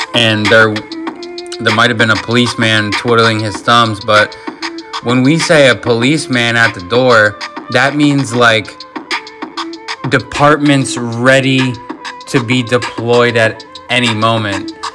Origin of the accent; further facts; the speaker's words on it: Florida, United States; also born or lived in Michigan; I'm pretty much a Florida boy living here since I was 10